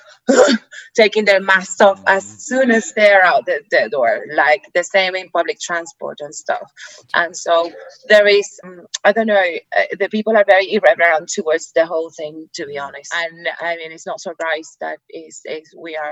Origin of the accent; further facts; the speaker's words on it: Puerto Rico; English is a second language; moved away as an adult; now in London, United Kingdom; Puerto Rico